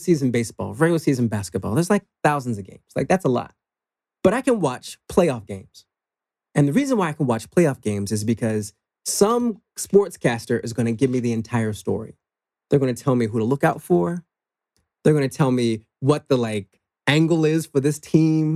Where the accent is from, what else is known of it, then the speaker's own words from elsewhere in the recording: Washington, District of Columbia, United States; Middle class, maybe lower middle class family in Washington, D.C.